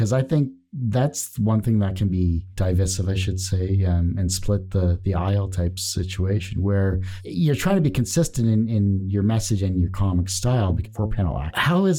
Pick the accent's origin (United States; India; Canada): Canada; I apologize in advance because, I am Canadian and all that.